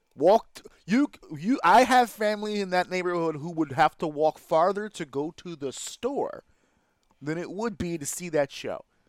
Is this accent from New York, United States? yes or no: yes; New York City, New York, United States; I am a proud member of the L E S community, Lower East Side of Manhattan, New York